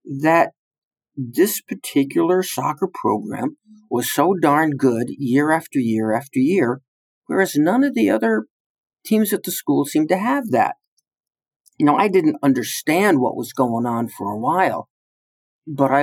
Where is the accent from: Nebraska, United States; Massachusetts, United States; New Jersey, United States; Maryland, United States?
New Jersey, United States; now in West Point, United States; I'm a refugee from the state of New Jersey.